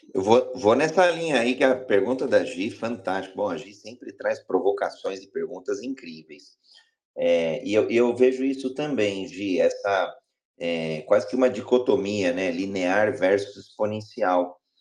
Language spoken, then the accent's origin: Portuguese; Brazil; sou brasileiro